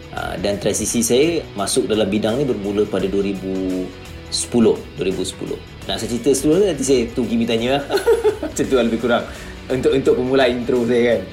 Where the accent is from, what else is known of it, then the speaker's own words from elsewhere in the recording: Kulim, Kedah, Malaysia; saya asal kulim Kedah